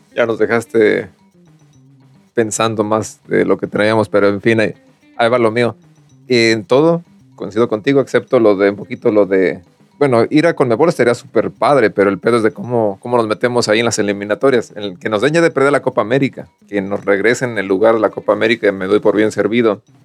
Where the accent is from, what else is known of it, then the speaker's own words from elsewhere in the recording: Mexico; nosotros como mexicanos siempre decimos